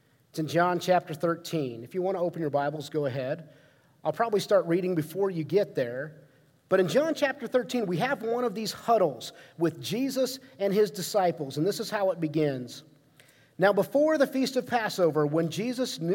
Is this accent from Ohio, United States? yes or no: yes; Ohio, United States; growing up in Ohio